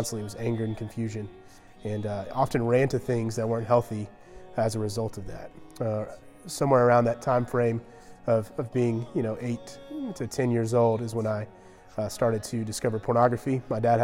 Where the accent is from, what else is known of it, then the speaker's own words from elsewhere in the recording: Georgia, United States; I grew up in Georgia, only child.